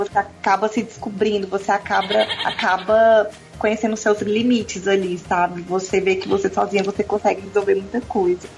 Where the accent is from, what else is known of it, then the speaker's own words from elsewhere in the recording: Brasília, Federal District, Brazil; eu nasci em Brasília, nasci e criada aqui